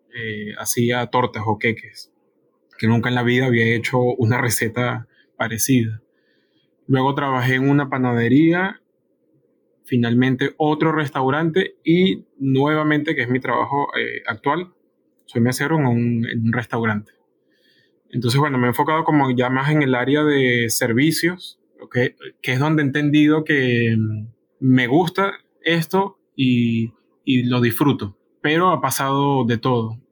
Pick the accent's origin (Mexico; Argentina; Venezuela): Venezuela; moved away as an adult; also born or lived in Colombia; now in Peru; salí de Venezuela a los 22 años